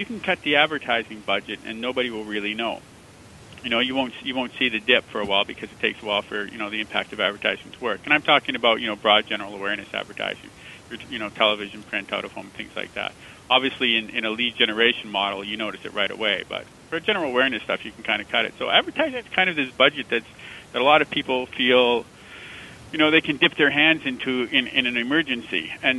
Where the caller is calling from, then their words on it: San Francisco, California, United States; San Francisco.